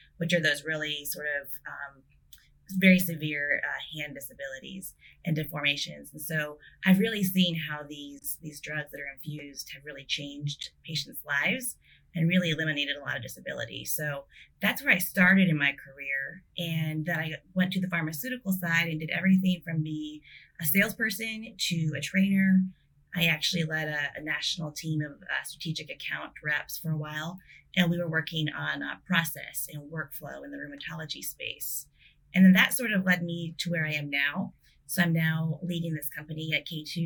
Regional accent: South Dakota, United States; I grew up in South Dakota

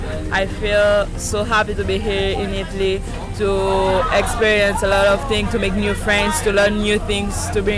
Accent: Seychelles; from Seychelles.

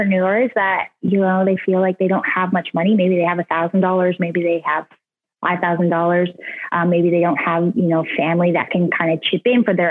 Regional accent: Jackson's Point, Ontario, Canada; I'm from a very small town in Ontario called Jackson's Point. It's the ice fishing capital of Ontario. It's kind of north of Toronto a little bit. And I grew up there

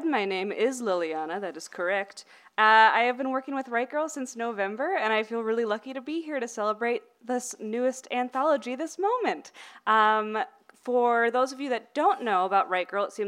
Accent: Los Angeles, California, United States; now in Pasadena, United States; I grew up in Los Feliz

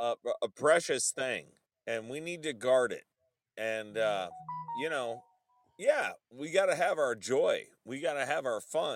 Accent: Indiana, United States; I'm from Indiana. I live right outside of South Bend.

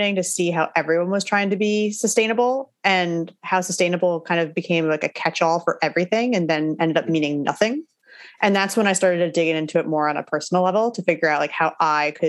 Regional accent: New Jersey, United States; also born or lived in Brooklyn, New York City; now in New York City, United States; I grew up in New Jersey, so pretty close to where I'm living now

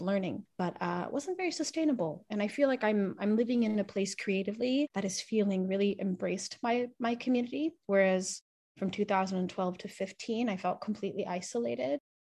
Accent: Pacific Northwest, United States; I'm a first generation Filipino, Chinese, Hawaiian, American, growing up in the Pacific Northwest and repping the culture that is here

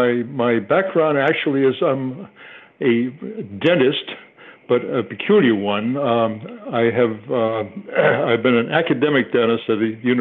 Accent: Gloucester, Massachusetts, United States; moved away; also born or lived in Kentucky / Connecticut; I grew up in Gloucester, Massachusetts, Cape Ann

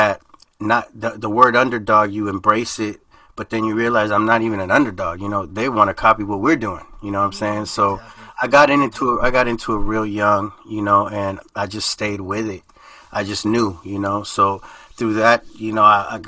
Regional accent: United States; first language Spanish; English is a second language; I'm first generation born in the United States. So I lived kind of two lives, you know, in the house it was Nicaragua, outside the house it was America.

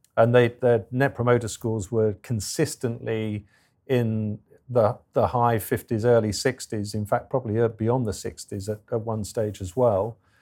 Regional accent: England, United Kingdom; I'm English

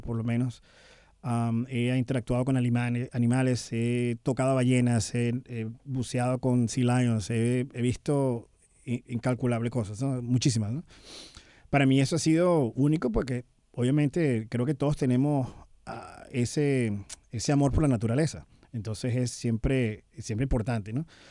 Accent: Venezuela; now in United States; nunca voy a dejar de ser venezolano. A pesar de tener bastante tiempo fuera del país

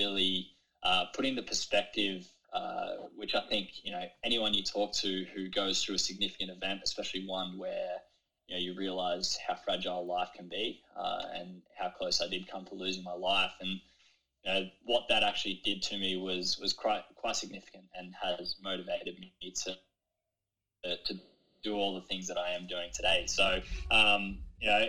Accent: Kiama, New South Wales, Australia; growing up in Kiama around the ocean is something that has really shaped me

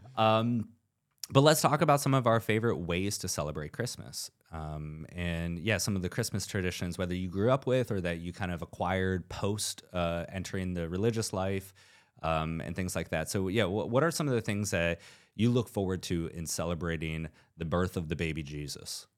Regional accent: southeast rural Ohio, United States; growing up in kind of southeast rural Ohio and, in the upper Ohio Valley.

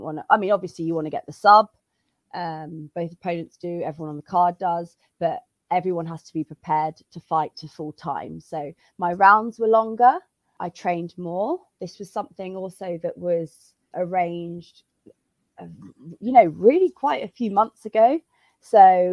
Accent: United Kingdom; now in Madrid, Spain; I'm British, but I'm based in Madrid

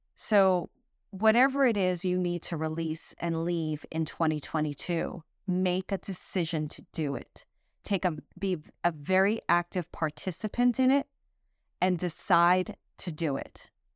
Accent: Brooklyn, New York, United States; also born or lived in Manhattan; I grew up in Brooklyn, then moved to Manhattan

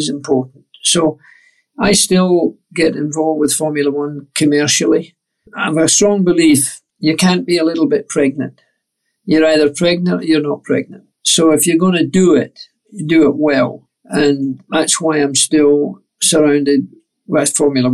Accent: Scot, Scotland, United Kingdom; as a Scot

